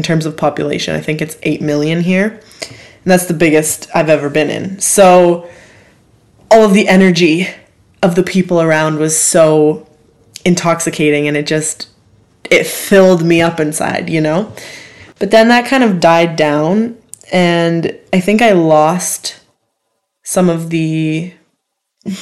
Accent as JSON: {"language": "English", "country": "Canada", "said": "I'm from Canada"}